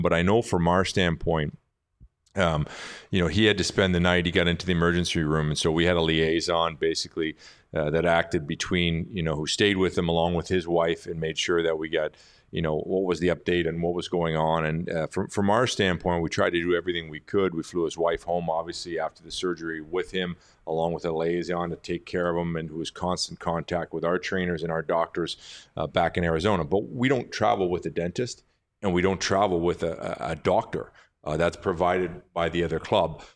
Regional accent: Richmond Hill, Ontario, Canada; moved away; I grew up in Richmond Hill.

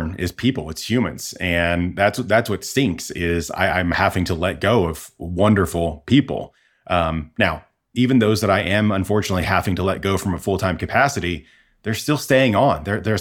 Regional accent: Midwest, United States; moved away; I'm originally from the Midwest.

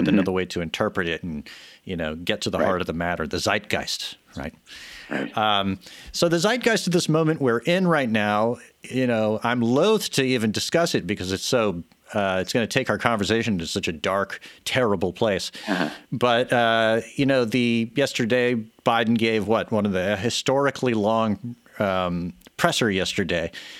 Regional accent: Texas, United States; I grew up surfing in Texas

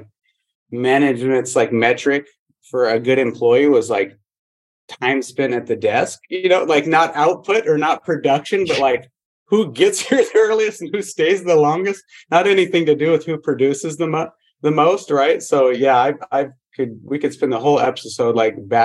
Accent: Montana, United States; moved away as an adult; I grew up in Montana

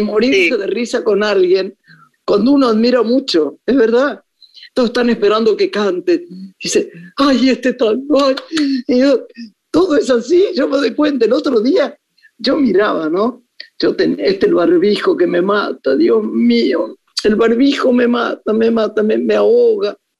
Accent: Argentina; moved away as an adult; also born or lived in Paris, France; yo que soy profundamente argentina

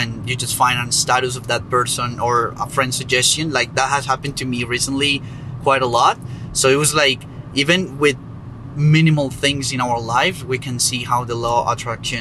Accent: Colombia; moved away; I am from Colombia, by the way, so it was in my hometown

